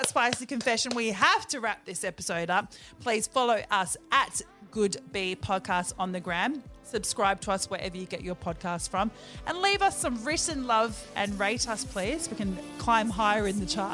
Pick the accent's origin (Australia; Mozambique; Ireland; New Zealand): New Zealand; accent: Kiwi; my Kiwi accent